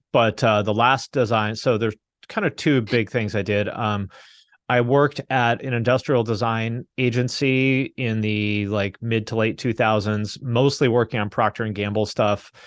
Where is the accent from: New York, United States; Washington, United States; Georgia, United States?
Washington, United States; Seattle; moved away; also born or lived in Bellingham, Washington / Cincinnati, Ohio; I grew up in the Seattle area